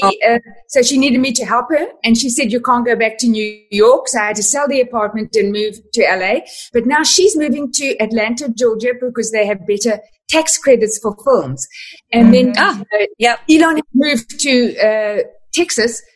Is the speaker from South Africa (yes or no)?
yes; South Africa; moved away as an adult; also born or lived in Canada; I was born in Canada. The accent is because my parents moved to South Africa when I was 2